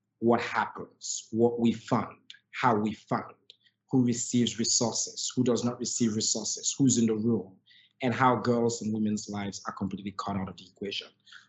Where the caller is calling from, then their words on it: Sierra Leone; So I think I'm joining you from Sierra Leone, and Purposeful is a global organization. We're based here in Sierra Leone